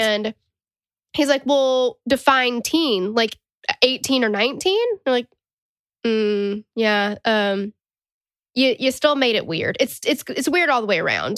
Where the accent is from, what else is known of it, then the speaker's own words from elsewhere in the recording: Tennessee, United States; accent: Southern; we're from Tennessee